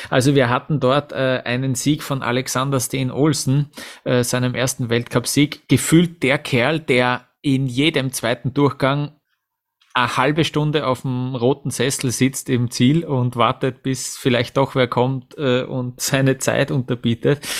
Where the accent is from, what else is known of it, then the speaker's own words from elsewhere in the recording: Austria; auch die erste Abfahrt von Kitzbühel bleibt mir natürlich als, äh, als, ja, als Österreicher in Erinnerung